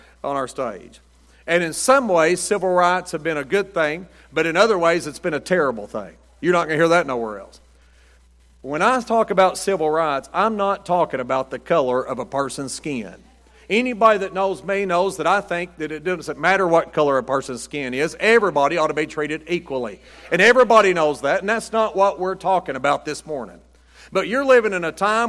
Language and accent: English; United States; I'm an American